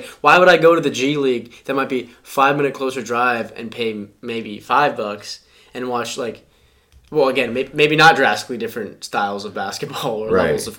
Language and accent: English; Michigan, United States; I'm from Michigan.